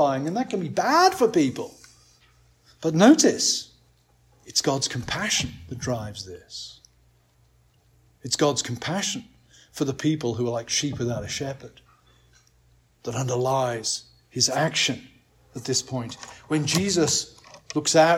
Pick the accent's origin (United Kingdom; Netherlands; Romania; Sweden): United Kingdom; England; as an Englishman